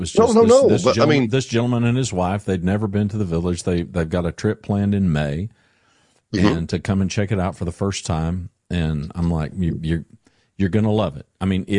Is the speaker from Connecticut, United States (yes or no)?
no; Louisiana, United States; I grew up in Louisiana, and I grew up around big, tall pine trees and whatnot. But, yeah, ain't no mountains in Louisiana.